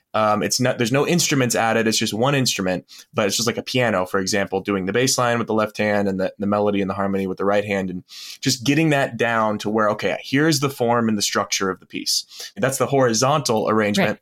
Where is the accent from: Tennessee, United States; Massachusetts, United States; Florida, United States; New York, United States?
Florida, United States; Florida Panhandle, United States; I was born in the Panhandle of Florida, and a lot of my family lived there